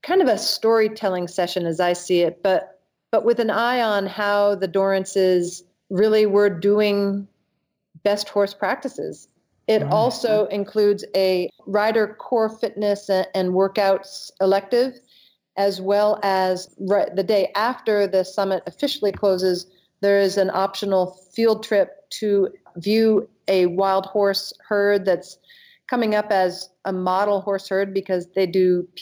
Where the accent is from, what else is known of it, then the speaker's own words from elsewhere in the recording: Maine, United States; moved away; I'm originally from Maine